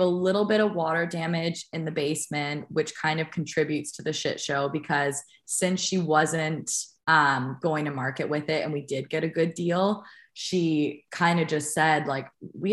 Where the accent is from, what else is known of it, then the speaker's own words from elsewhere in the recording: Toronto, Ontario, Canada; now in United States; we're both from Toronto and the greater Toronto area